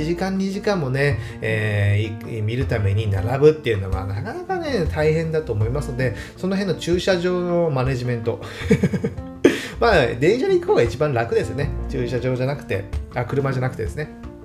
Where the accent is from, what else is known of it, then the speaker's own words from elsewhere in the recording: Saga, Japan; now in Fukuoka, Japan; 僕の出身地である佐賀県